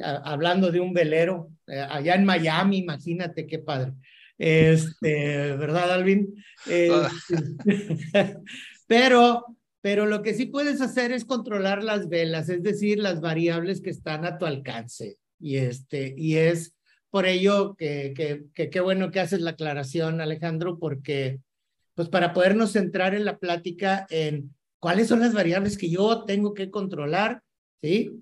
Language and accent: Spanish; Mexico; cómo somos los mexicanos y los latinoamericanos